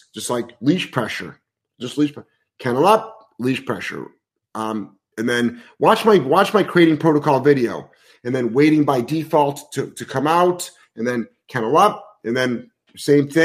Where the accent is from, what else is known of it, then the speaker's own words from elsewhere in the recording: United States; first language English; us Americans